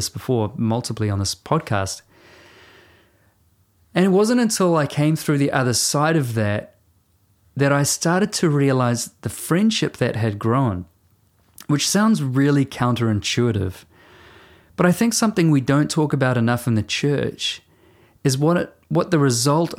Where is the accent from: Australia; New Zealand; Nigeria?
New Zealand